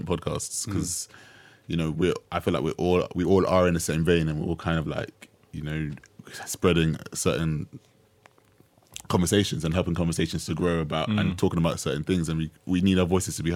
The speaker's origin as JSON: {"language": "English", "country": "United Kingdom", "said": "as Black British people"}